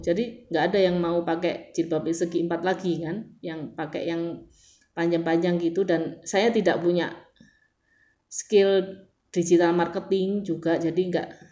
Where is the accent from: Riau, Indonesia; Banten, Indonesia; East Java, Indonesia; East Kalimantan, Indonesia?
East Java, Indonesia; Surabaya; saya dari Surabaya